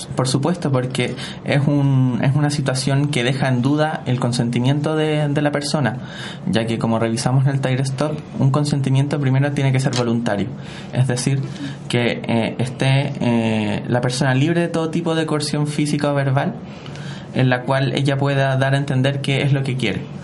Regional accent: Santiago, Santiago Metropolitan Region, Chile; soy de Santiago, vivo en la comuna de Ñuñoa.

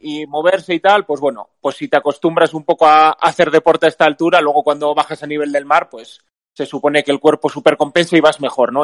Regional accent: Basque Country, Spain; de aquí, de aquí, de Euskadi, que es de donde soy yo

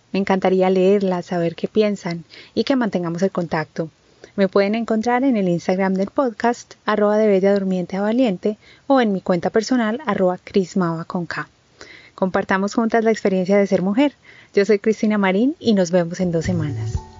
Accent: Medellín, Antioquia, Colombia; Soy colombiana de Medellín

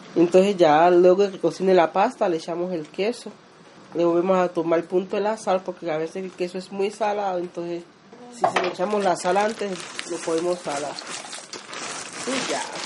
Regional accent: Chocó, Colombia; accent: chocoano; now in Antioquia, Colombia; en mi tierra chocana

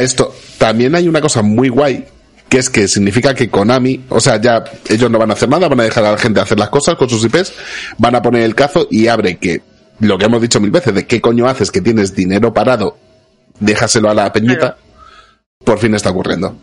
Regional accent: Madrid, Community of Madrid, Spain; Los madrileños no podemos

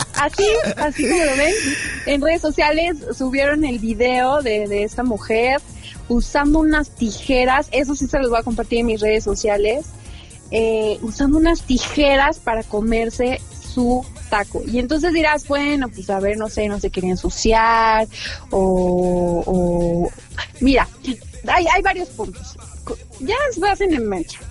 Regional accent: Mexico; como buena mexicana

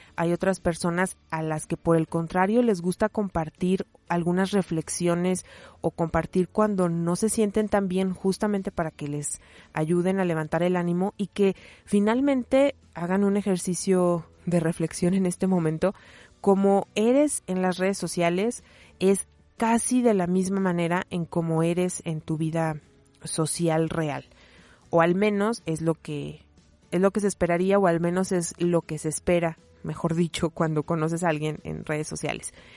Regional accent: Mexico; como mexicanos, como latinoamericanos, particularmente como mexicanos

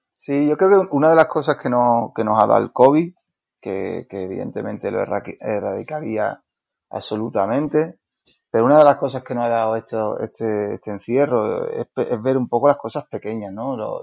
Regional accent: Andalusia, Spain; also born or lived in Seville; Yo vivo en Sevilla, soy andaluz

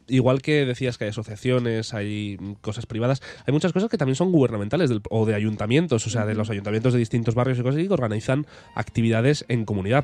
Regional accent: Spain; moved away as an adult; yo me fui de España con 18 años

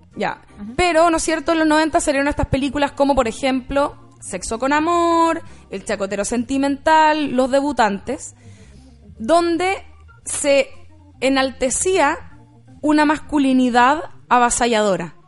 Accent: Chile; de dónde venimos nosotros como chilenos

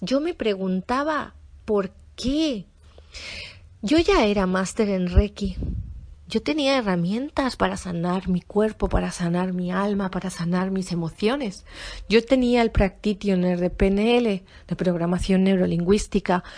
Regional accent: Spain; yo soy española y yo estaba en España

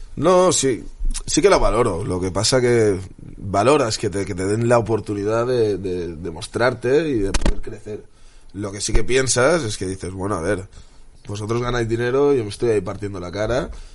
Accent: Spain; soy un patriota español, me encanta España, me encantan los españoles

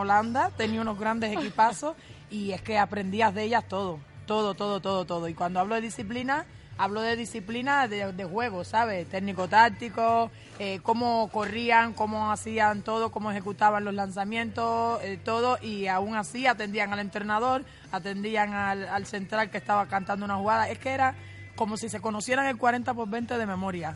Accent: Cuba; las cubanas somos atrevidas

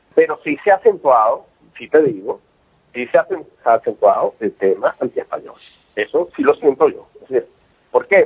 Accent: Venezuela; now in Catalonia, Spain; yo soy venezolano, básicamente, ya viví en Venezuela, tengo unos años acá

